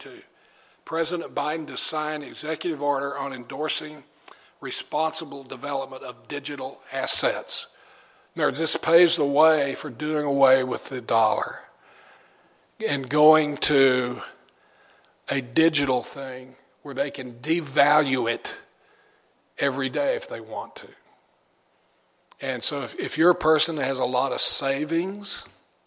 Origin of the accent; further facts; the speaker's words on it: Austin, Texas, United States; my wife and I grew up in Austin, Texas, where Whole Foods began.